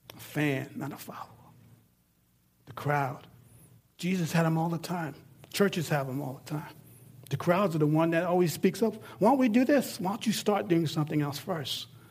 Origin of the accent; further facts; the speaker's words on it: New York, United States; now in Texas, United States; I'm in Texas, I'm from New York